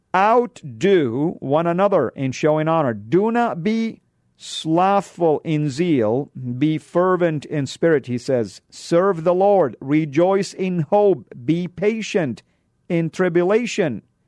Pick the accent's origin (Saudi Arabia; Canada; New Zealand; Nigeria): Saudi Arabia; now in United States; I'm Born and raised in Saudi. I come from a country that is considered to be the heartland of Islam